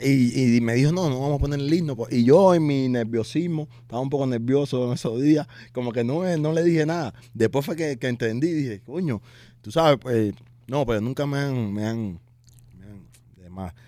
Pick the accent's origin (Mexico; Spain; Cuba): Cuba; moved away; yo soy un boxeador cubano